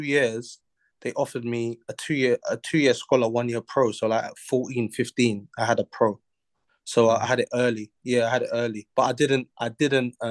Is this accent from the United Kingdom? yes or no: yes; London, United Kingdom; I'm from South London